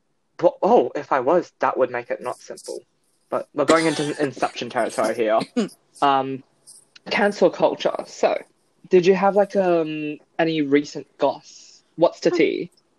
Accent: Australia

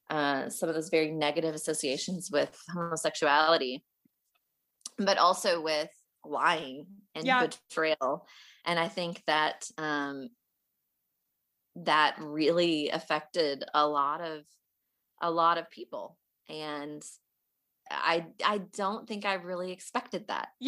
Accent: Fayetteville, Arkansas, United States; I am actually from Fayetteville, Arkansas.

